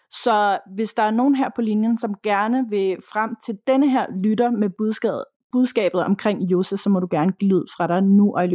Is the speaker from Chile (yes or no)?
yes; Chile; Jeg boede som barn i Chile, ude på en kæmpe grund, omgivet af masser af marker og skov.